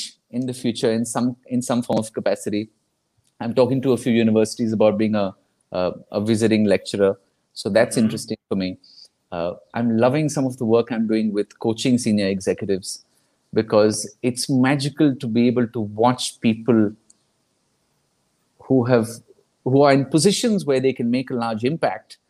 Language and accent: English; Kolkata, West Bengal, India; I'm from Calcutta